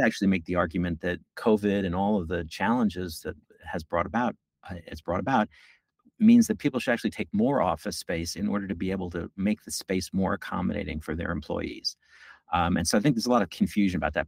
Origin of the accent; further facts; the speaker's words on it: New York, United States; I'm a New Yorker, born and bred. As they say, I've lived here my entire life except for the six years that I went to college.